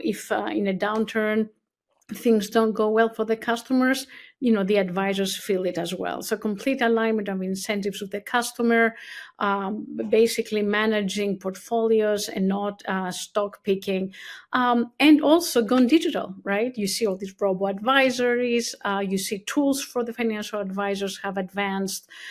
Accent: Athens, Attica, Greece; moved away as an adult; also born or lived in California; now in New York City, United States; I was born and raised in Athens, Greece

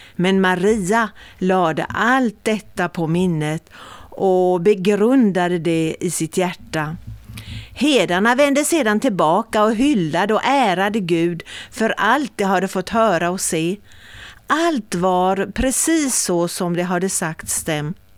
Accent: Mörlunda, Kalmar County, Sweden; vid Bokhara, vid Mörlunda, det är mina hemtrakter egentligen

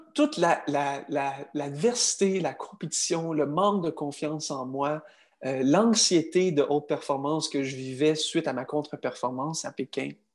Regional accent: Quebec, Canada; Je suis un Canadien, mais également un Québécois

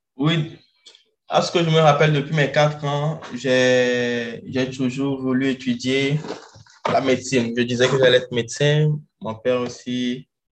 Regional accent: Lomé, Maritime, Togo; moved away as an adult; also born or lived in Guinea; now in Rio de Janeiro, Brazil; je suis togolais d'origine et je suis né au Togo à Lomé.

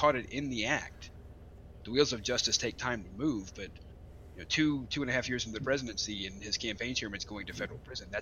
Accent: Alabama, United States; me as an Alabamian

